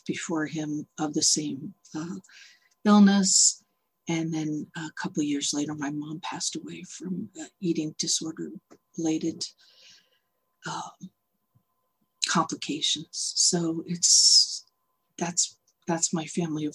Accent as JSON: {"language": "English", "town": "Boston", "region": "Massachusetts", "country": "United States", "moved": "as an adult", "lives_now": "San Francisco, United States", "said": "I'm originally from the Boston area, but in 1990, I moved out here to San Francisco."}